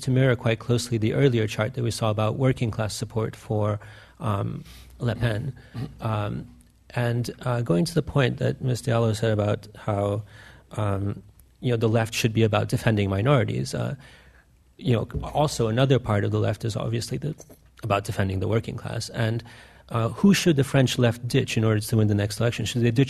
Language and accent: English; Russia; I'm from Russia.